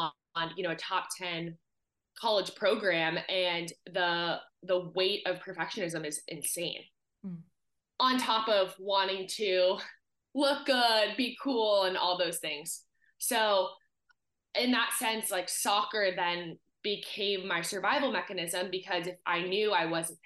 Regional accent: Southern California, United States; growing up in Southern California, you just have access to year-round sports and being outside

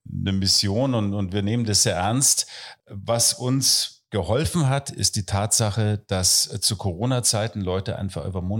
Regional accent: Oberammergau, Bavaria, Germany; now in Berlin, Germany; kleinen Dorf in den Bergen, auch wenn man das jetzt nicht mehr hört. Oberbayern, Oberammergau.

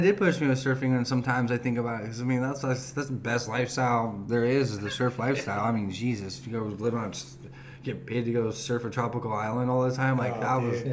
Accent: Huntington Beach, California, United States; also born or lived in Murrieta, California / Canyon Lake, California; I dealt with so many different mix of different kids growing up in Huntington Beach

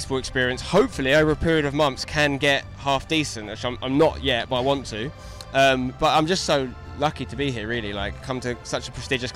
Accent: England, United Kingdom; I'm an English soccer guy

